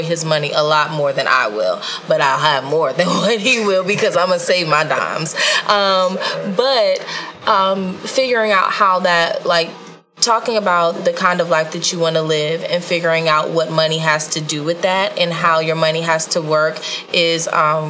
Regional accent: Virginia, United States; moved away; I grew up in Virginia

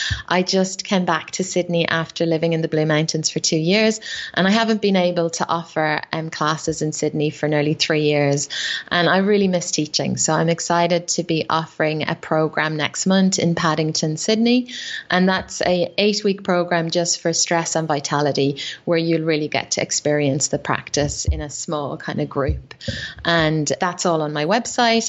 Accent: Ireland; I used to drink a lot, you know, being Irish, I drank a lot of alcohol.

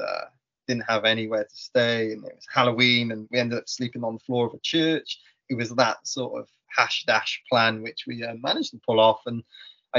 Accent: Welsh, Wales, United Kingdom; being Welsh

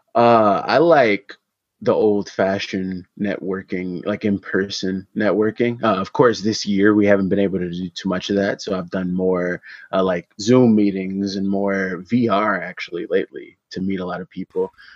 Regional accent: Detroit, Michigan, United States; I am an artist from Detroit, Michigan

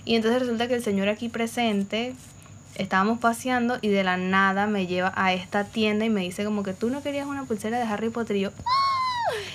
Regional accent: Caracas, Capital District, Venezuela; now in Valencia, Venezuela; yo vivo en Valencia y la mayoría de mi familia eh, nosotros somos de Caracas en verdad.

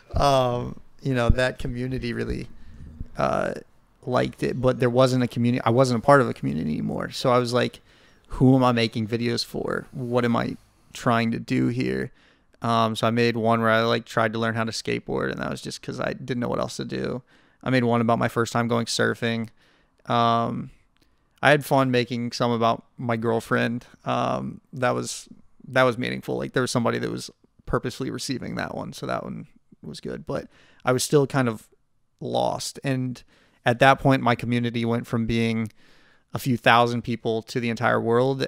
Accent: Nashville, Tennessee, United States; we're from Nashville

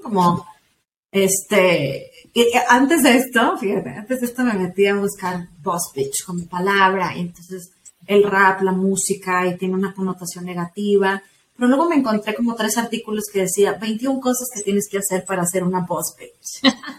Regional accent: Mexico; somos mexicanos antes que nada, y hoy es día festivo en México, pero somos mexicanas

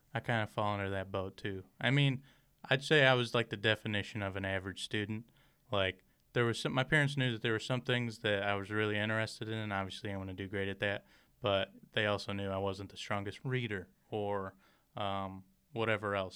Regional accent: Michigan, United States; moved away as an adult; now in Rockford, United States; I'm originally from Michigan

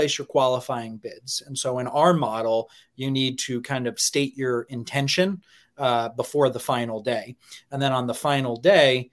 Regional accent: New York, United States; I grew up in New York

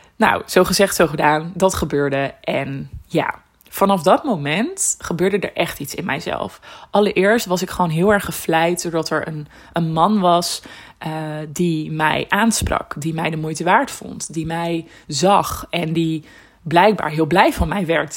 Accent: Netherlands; ik kom uit Nederland.

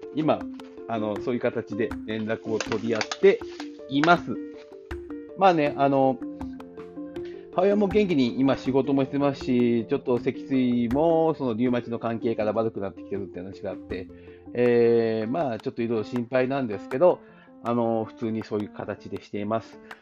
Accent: Tanegashima, Kagoshima, Japan; moved away; 私、あの、えー、種子島出身で

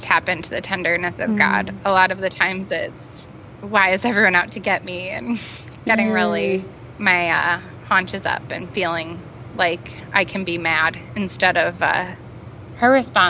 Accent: Midwest, United States; now in Washington, D.C., United States; I'm originally from the Midwest

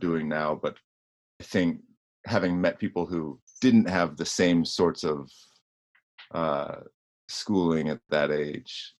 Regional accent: Grass Valley, California, United States; moved away; I grew up in Grass Valley, California, which is in the foothills of the Sierra Nevadas

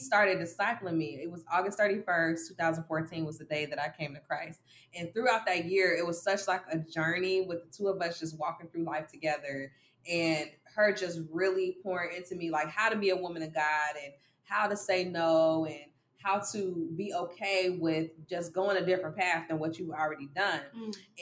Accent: Dolton, Illinois, United States; I am 26 years young, and I am from Dalton, Illinois, and that's right outside of Chicago

